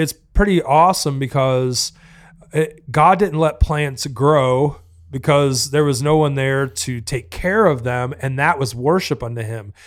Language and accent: English; the South, United States; I'm from the South